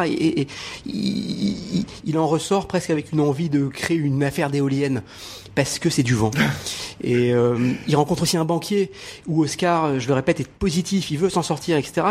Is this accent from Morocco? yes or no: yes; Morocco; je suis né au Maroc